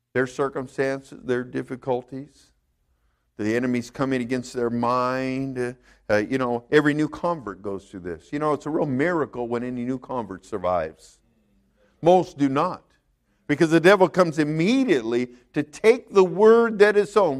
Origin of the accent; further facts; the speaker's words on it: California, United States; moved away; I grew up in California. We had earthquakes all the time